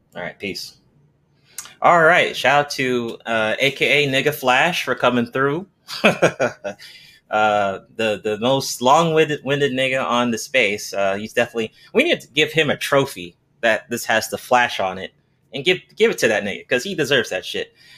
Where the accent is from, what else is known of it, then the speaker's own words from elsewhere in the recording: Nigeria; I'm Nigerian